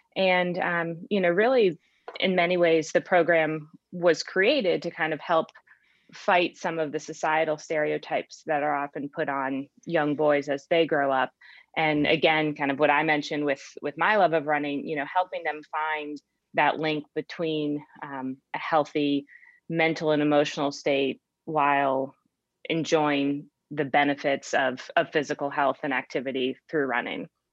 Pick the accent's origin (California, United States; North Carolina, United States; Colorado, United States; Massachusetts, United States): Massachusetts, United States; Cape Cod; moved away; i grew up in cape cod massachusetts